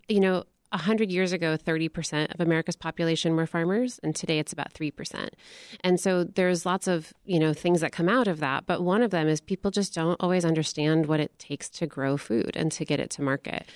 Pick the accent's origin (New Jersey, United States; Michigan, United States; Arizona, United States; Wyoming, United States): Michigan, United States; I grew up in Michigan